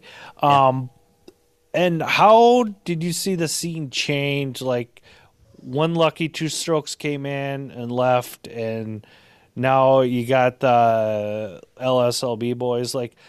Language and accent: English; Minnesota, United States; because I am from Minnesota and I'm supposed to love hockey